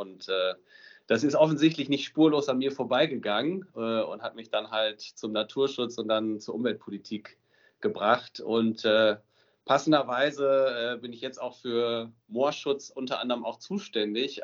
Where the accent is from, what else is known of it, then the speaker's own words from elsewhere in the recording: Emsdetten, North Rhine-Westphalia, Germany; ich komme aus Emstetten im Münsterland. Das ist so nördlich von Münster